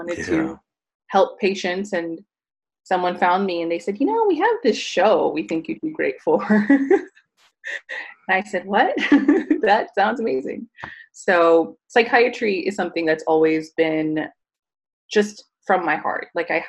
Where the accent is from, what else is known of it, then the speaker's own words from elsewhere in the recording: California, United States; born and raised in California.